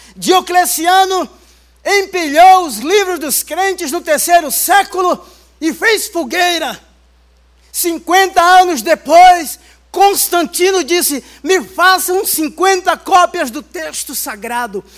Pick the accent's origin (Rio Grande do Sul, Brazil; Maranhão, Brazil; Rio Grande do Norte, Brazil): Rio Grande do Norte, Brazil; Baía Formosa; now in São Paulo, Brazil; minha infância, lá em Bahia Formosa, uma das praias mais lindas do Rio Grande do Norte. Eu já estava aqui em São Paulo